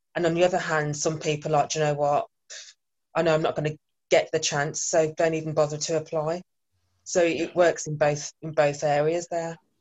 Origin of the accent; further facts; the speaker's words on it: Birmingham, West Midlands, United Kingdom; moved away as an adult; now in Bristol, United Kingdom; born and bred in Birmingham, but recently moved to Bristol almost two years ago